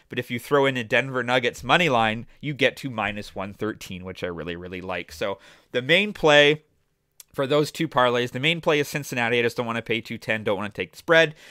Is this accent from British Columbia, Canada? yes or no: no; Toronto, Ontario, Canada; the Toronto Raptors, my hometown team